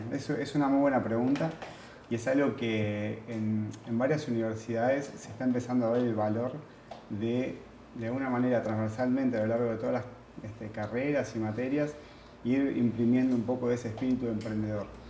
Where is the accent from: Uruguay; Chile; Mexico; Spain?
Uruguay; vengo de Uruguay.